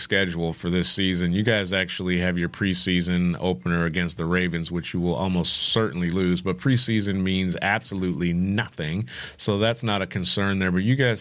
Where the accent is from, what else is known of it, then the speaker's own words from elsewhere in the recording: upstate New York, United States; moved away; I was born in New York